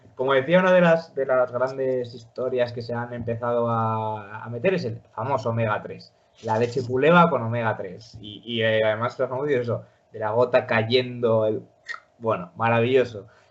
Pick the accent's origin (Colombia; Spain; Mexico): Spain; los españoles en Argentina que nos llaman gallegos